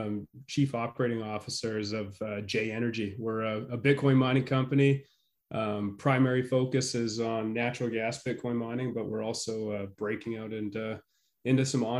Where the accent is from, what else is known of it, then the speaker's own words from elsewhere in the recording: Canada; moved away as an adult; now in Wyoming, United States; I grew up in Canada, right on the Alberta-Saskatchewan border. I moved to the United States in 2008, so I've been here a while. I'm a permanent resident now.